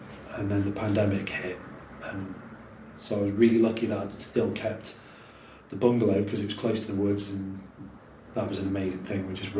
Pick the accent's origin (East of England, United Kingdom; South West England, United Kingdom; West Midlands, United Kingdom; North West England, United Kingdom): West Midlands, United Kingdom; Stoke-on-Trent; moved away as an adult; also born or lived in London; So I'd been back in Stoke for a few months.